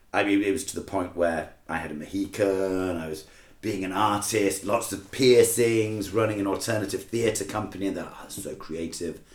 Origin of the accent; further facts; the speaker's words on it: Manchester, North West England, United Kingdom; also born or lived in Edinburgh, United Kingdom; now in Shanghai, China; I was born in Manchester.